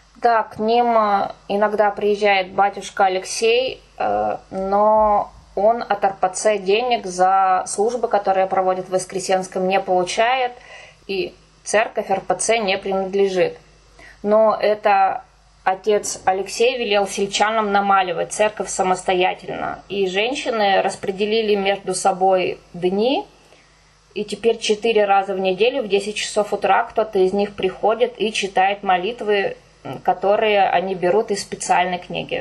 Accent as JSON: {"language": "Russian", "region": "Kirov Oblast", "country": "Russia", "tie": "born or raised there", "moved": "yes", "said": "я сама из деревни, я родилась и выросла в Кировской области"}